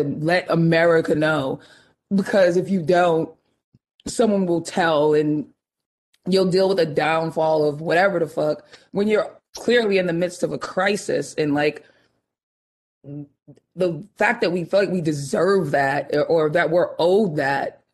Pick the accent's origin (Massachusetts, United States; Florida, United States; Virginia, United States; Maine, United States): Massachusetts, United States; Boston; moved away; we're both from Dorchester, you know, we're both Bostonians